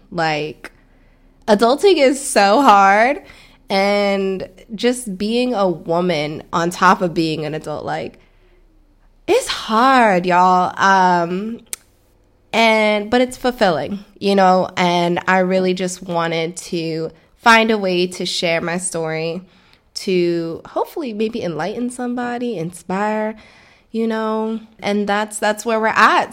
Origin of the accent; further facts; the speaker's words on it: Florida, United States; also born or lived in Stamford, Connecticut; I was born in Connecticut, raised in Florida